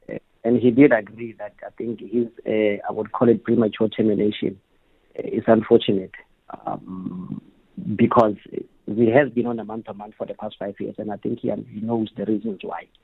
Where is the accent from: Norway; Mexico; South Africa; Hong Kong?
South Africa; Gauteng; I'm from Gauteng